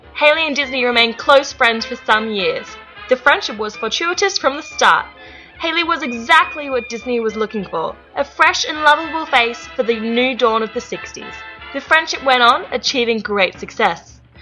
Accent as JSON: {"language": "English", "town": "Sydney", "region": "New South Wales", "country": "Australia", "accent": "Australian", "said": "my funny accent is coming to you all the way from Sydney, Australia"}